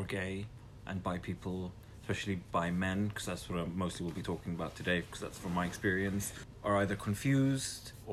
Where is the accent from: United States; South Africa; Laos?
South Africa; now in Netherlands; I'm South African, now living in the Netherlands.